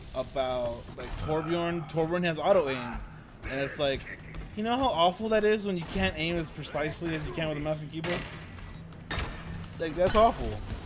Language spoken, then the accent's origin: English; United States; Considering I'm American.